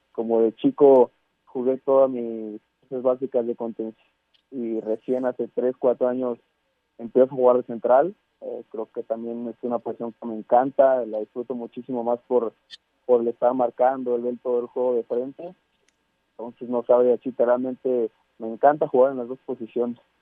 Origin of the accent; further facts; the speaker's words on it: Mexico; como mexicano